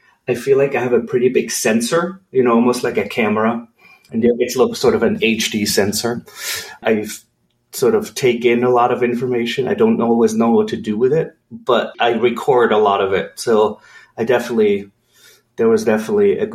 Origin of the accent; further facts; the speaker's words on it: Switzerland; moved away as an adult; also born or lived in California; I grew up in Switzerland in a small village about an hour and a half northeast of Zurich.